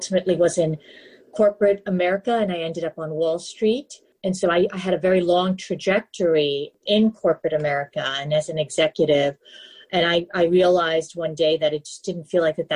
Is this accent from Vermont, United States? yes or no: no; New York City, New York, United States; moved away; I grew up in New York City, the Big Apple